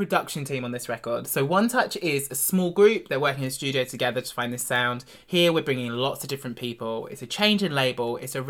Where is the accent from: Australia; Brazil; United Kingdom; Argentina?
United Kingdom; Devon, South West England; I grew up in Devon, in the real rural countryside.